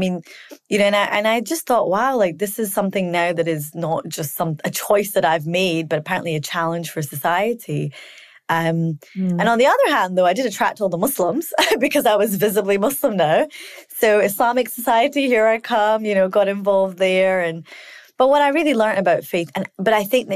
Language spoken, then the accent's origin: English; Scotland, United Kingdom; I grew up in Scotland.